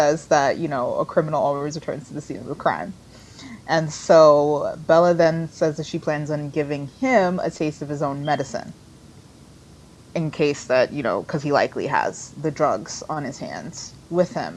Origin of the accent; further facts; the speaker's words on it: Jamaica; as a Jamaican